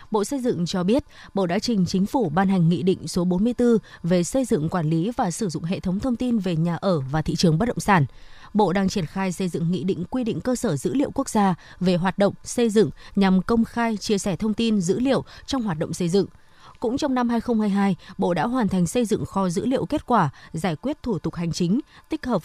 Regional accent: Phương Đình, Hanoi, Vietnam; ừ, nhà mình à, dân nhà mình có là dân thành phố Hà Nội rồi

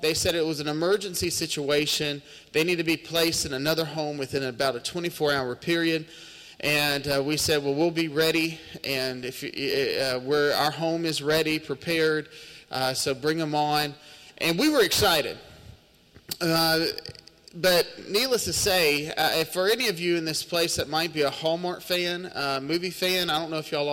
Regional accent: Terry, Mississippi, United States; I've been born and raised in Mississippi my whole life. We actually come out of Terry, Mississippi, which is about 45 minutes just down the highway, and born and raised there

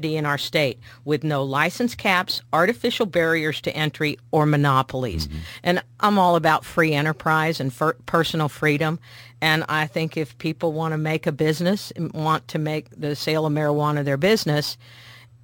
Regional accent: Missouri, United States; because I talk that way, because I'm from Missouri

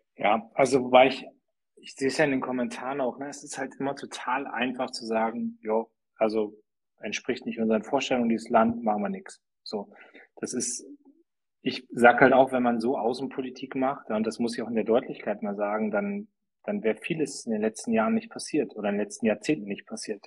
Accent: Germany; wir als Deutsche

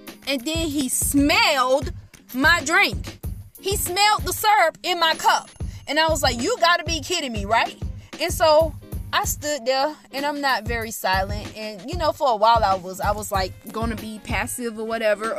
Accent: the South, Florida, United States; moved away; I'm from the South. It's not because I'm African American, it's because I'm from the South

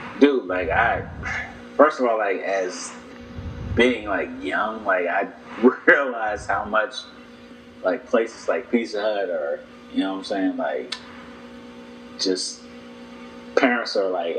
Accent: Nashville, Tennessee, United States; I grew up in Nashville

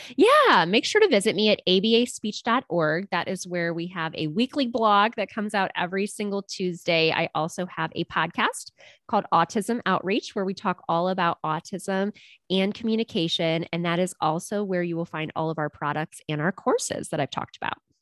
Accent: a suburb of Cleveland, Ohio, United States; I have a very small handful of clients that I see here in my hometown, um, which is a suburb of Cleveland, Ohio

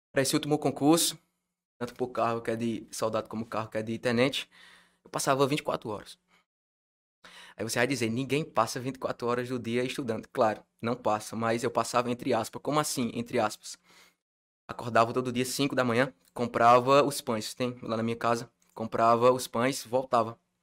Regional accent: Milagres, Ceará, Brazil; Eu sou de Milagres, é Ceará, que é um interior da rica é do Ceará, tem cerca de 39, 40 mil habitantes

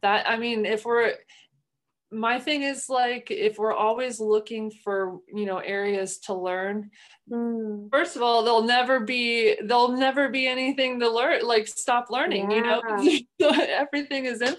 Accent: Midwest, United States; moved away; I am from the Midwest, culturally, our communication style, I think, is just different in general

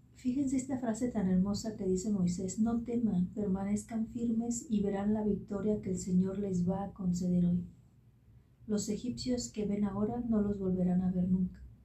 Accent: Mexico; como decimos en México

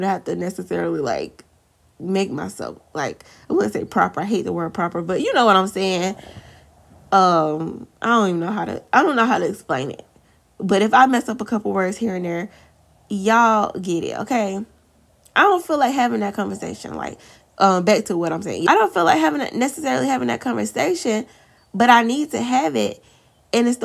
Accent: the South, United States; accent: country; I'm from the South

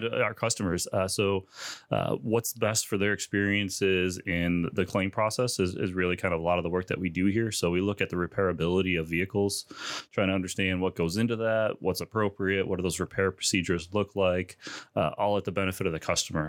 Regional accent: Chicago, Illinois, United States; moved away as an adult; now in Bloomington, United States; I grew up in the Chicagoland area

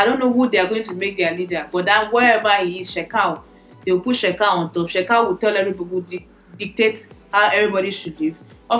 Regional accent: Doma area, Nasarawa, Nigeria; I'm from the Doma area. So Agatu is not too far from my place. From my grandfather's community. My grandmother is from Agatu, or was from Agatu before she died.

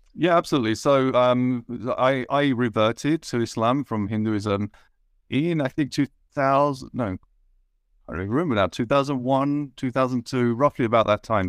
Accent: United Kingdom; I was brought up in, uh, a town in the U K where I was probably one of only four brown people in the whole town.

